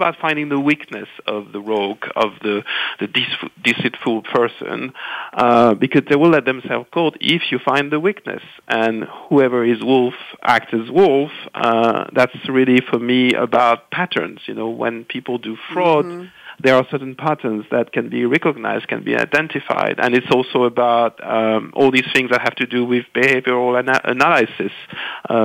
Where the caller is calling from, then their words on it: London, United Kingdom; Calling from sunny, getting rainy now, London.